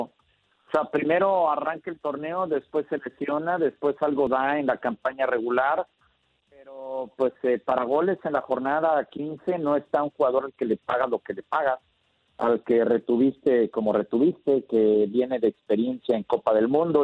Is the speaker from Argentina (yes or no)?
no; Mexico; así somos los mexicanos